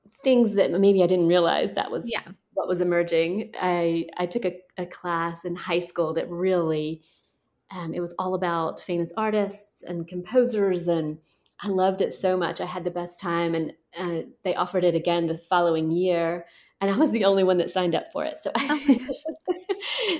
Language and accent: English; Thomaston, Georgia, United States; I am from Georgia, and I grew up right in the middle of Georgia in a tiny town called Thomaston